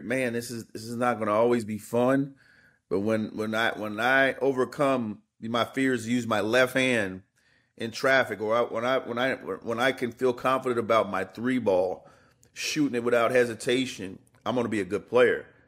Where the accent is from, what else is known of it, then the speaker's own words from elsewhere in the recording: Indiana, United States; moved away; I grew up in Indiana.